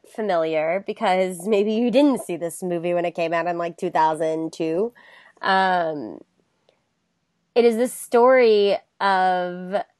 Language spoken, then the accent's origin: English; Florida, United States; also born or lived in West Virginia; Like, I know I said I grew up in Florida. It's both. We moved. But a portion of my life was spent there